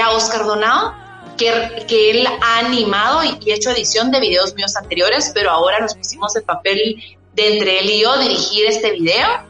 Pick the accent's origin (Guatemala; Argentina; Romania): Guatemala; somos de Guatemala, dos mujeres que estamos dentro de la música